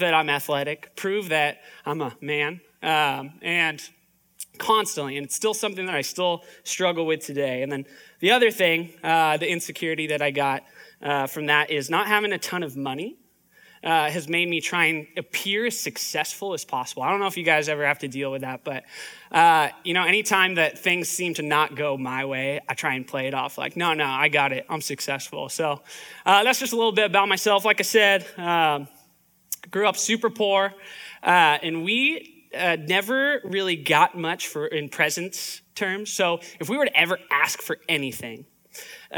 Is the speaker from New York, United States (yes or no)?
no; Palm Springs, California, United States; moved away; also born or lived in Orange County; Grew up in like the Palm Springs area